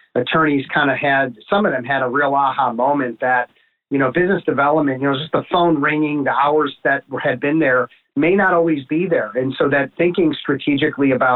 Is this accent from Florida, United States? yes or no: no; Chicago, Illinois, United States; I grew up in the North Shore of Chicago